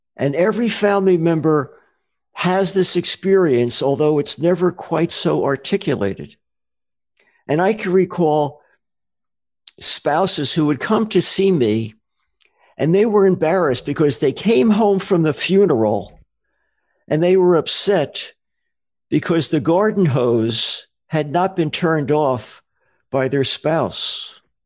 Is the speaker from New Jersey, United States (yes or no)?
yes; New Jersey, United States; moved away; also born or lived in Rochester, Minnesota; I'm from New Jersey originally